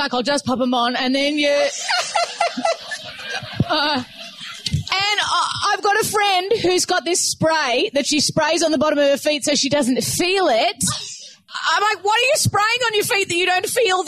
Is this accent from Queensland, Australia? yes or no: no; Gosford, New South Wales, Australia; I grew up in Gosford